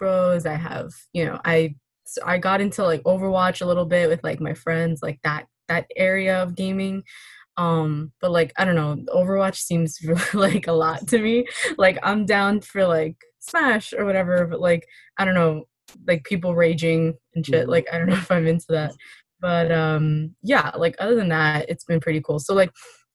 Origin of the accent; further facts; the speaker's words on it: New York City, New York, United States; I'm from Queens.